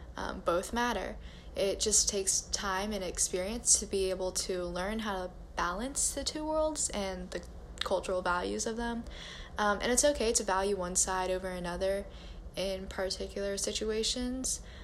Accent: United States; I grew up in a very white part of my city as an Asian American

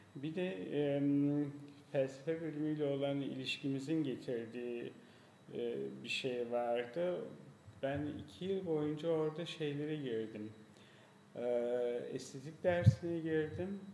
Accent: Gölbaşı, Turkey; also born or lived in Gaziantep / Izmir / Frankfurt; now in Istanbul, Turkey; Birisi doğduğum yer Gölbaşı.

